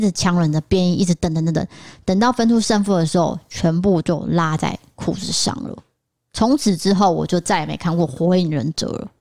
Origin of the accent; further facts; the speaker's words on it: northern Taiwan, Taiwan; also born or lived in Tainan; 我是台南出生的，不过我都是在北部长大